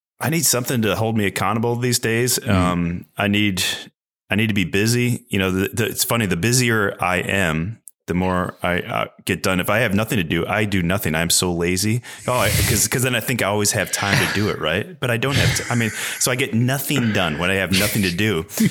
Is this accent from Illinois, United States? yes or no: yes; Chicago, Illinois, United States; moved away as an adult; also born or lived in Girona; Chicago, where my wife and I both grew up